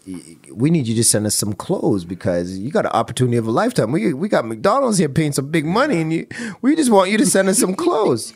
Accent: Toronto, Ontario, Canada; we're from Toronto

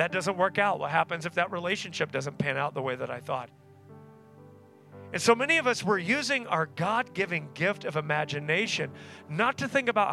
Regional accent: Tulsa, Oklahoma, United States; I grew up in Tulsa, met my wife at Oral Roberts University, which is there in Tulsa

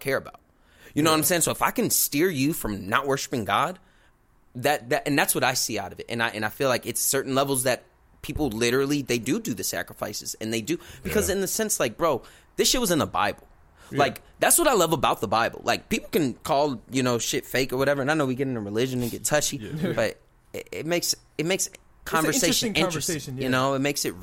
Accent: Chicago, Illinois, United States; We're from Chicago

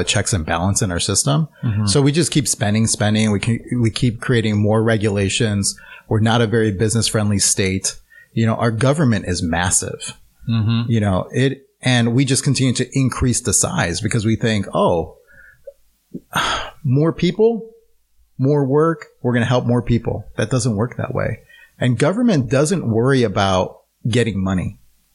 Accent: Chicago, Illinois, United States; moved away as an adult; also born or lived in Arizona; now in Oregon, United States; I was actually born and raised in Chicago, Illinois.

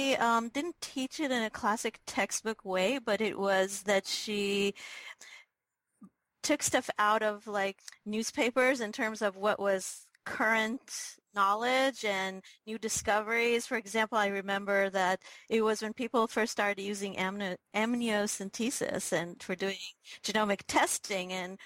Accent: Israel; moved away; also born or lived in New York; So I'm originally from Israel, and I mostly grew up in Israel, but my dad was in the Foreign Office, and so we actually traveled a lot as kids.

